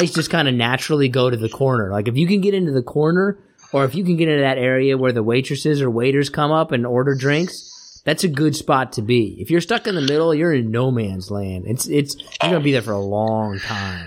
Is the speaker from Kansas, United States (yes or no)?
yes; Kansas, United States; I'm from Kansas.